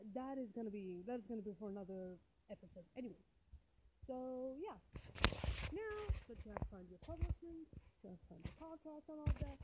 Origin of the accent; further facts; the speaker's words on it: Algeria; English is a second language; I was born in Algeria, in a shithole of Algeria